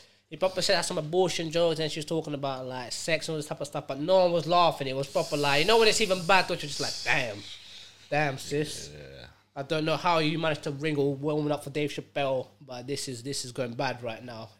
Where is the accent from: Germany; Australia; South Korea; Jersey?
Jersey; I'm like, Jersey. I'm from Jersey, dog. I'm like, where are all these Americans?